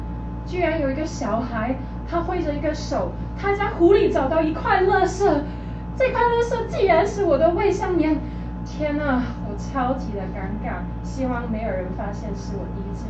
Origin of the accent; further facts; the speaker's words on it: Canada; 我是加拿大人